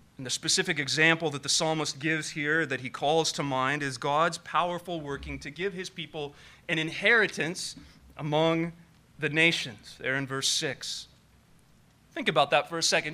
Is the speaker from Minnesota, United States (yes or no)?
no; Nevada County, California, United States; Growing up in Nevada County